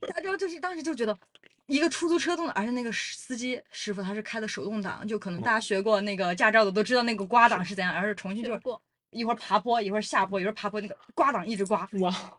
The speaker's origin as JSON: {"language": "Chinese", "region": "Chongqing", "country": "China", "tie": "born or raised there", "also_born_or_lived": "Sichuan", "said": "我明明是一个外地人，就我是一个四川人，但是我长在重庆"}